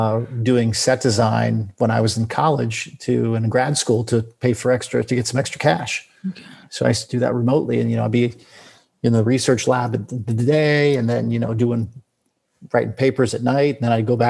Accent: Florida, United States; moved away; also born or lived in California; I grew up in Florida, most of my, and then left here, lived most of my life though in California and then moved back to Florida just, in 2018.

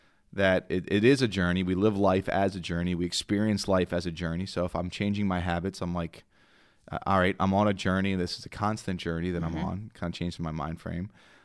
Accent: Ireland; And I'm the Irishman. I should have known that.

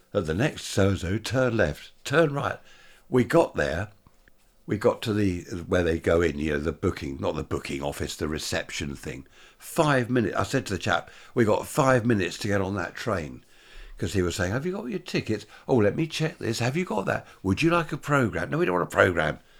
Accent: Worthing, South East England, United Kingdom; Worthing, my hometown

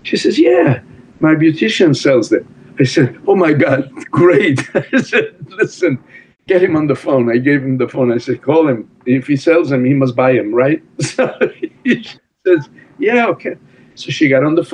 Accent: Italy; English is a second language; moved away as an adult; I'm here from Italy where it's hard to make a living.

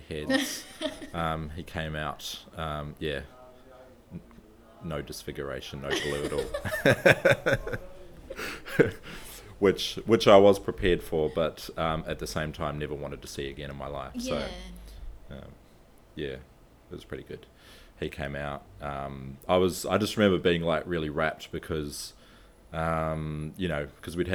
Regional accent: New Zealand; moved away; I'm from New Zealand

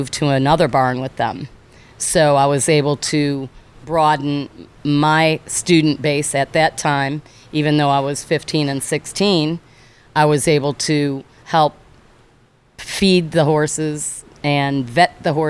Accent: Chicago, Illinois, United States; moved away as an adult; also born or lived in Evanston, Illinois / Barrington, Illinois / Naperville, Illinois / Florida; I was born in Evanston, raised in Barrington and Naperville

